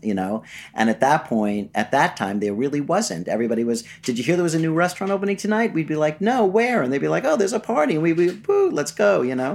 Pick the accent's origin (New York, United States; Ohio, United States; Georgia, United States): New York, United States; New York City; I was born in Flushing, Queens, to a lovely middle-class Jewish family